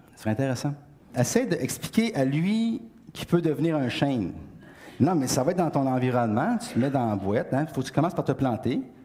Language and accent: French; Beauce, Quebec, Canada; je viens de la Beauce. Dans la Beauce, il n'y a pas beaucoup de chaînes